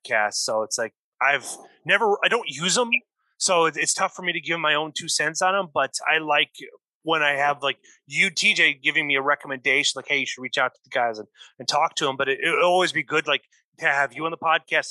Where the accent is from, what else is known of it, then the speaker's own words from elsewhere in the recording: Iowa, United States; I'm from Iowa, so it's like, I know the state pretty well